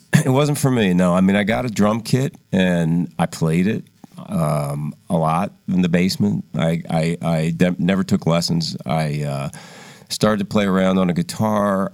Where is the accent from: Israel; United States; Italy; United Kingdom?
United States; Philadelphia, Pennsylvania; we grew up in Philadelphia.